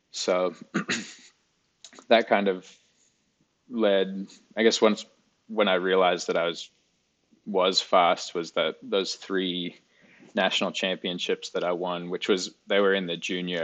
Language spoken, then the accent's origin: English; Alice Springs, Northern Territory, Australia; Alice Springs, Australia, which is where I grew up